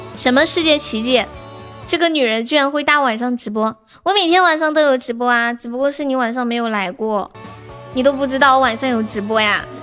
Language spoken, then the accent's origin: Chinese; Sichuan, China; accent: Sichuanese; 我们四川话